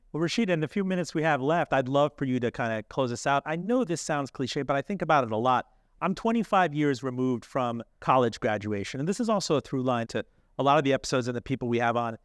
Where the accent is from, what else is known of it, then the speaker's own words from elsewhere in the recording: Miami, Florida, United States; I grew up in Miami. I'm a Miami kid, child of the eighties there